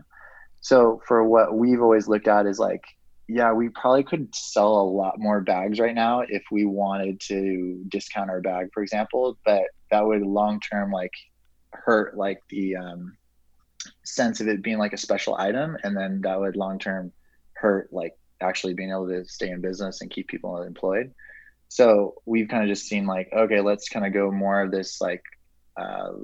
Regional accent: Santa Barbara, California, United States; growing up in Santa Barbara

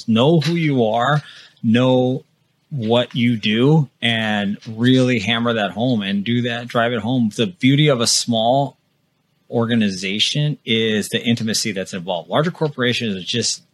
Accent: Midwest, United States; also born or lived in North Dakota; I went to college in the Midwest, and I'm from the Midwest

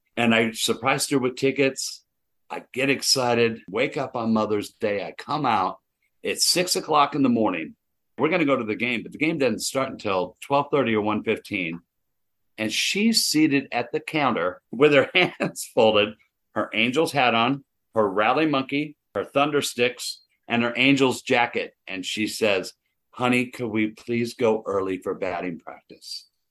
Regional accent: Anaheim, California, United States; We grew up in Anaheim

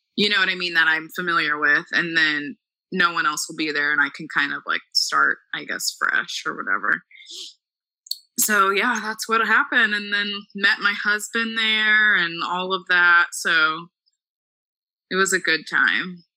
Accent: Dallas, Texas, United States; moved away as an adult; also born or lived in Missouri; I'm from Dallas, yes. Okay so from Dallas, went to private school pretty much my whole life

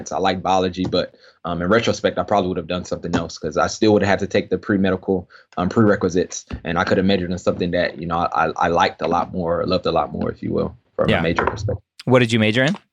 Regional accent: Nigeria; now in United States; I'm, I'm Nigerian. Um, and so I went back to my parents' home country of Nigeria, um, and I was in the village.

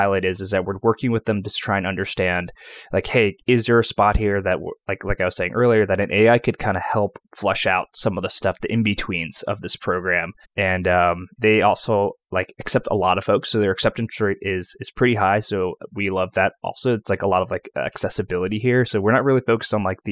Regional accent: New York, United States; also born or lived in Atlanta / Boston; now in Richmond, United States; I grew up in New York

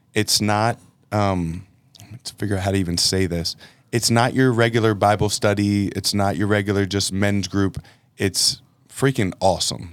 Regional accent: Philadelphia, Pennsylvania, United States; now in Texas, United States; I'm from Philadelphia

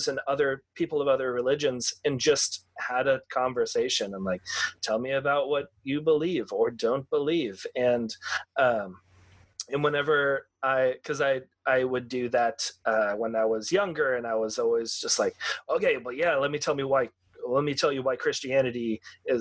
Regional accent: Texas, United States; growing up in Texas, in kind of like the rural area

